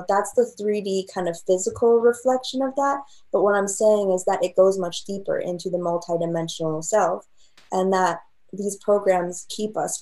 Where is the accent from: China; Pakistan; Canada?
China; moved away; I grew up in China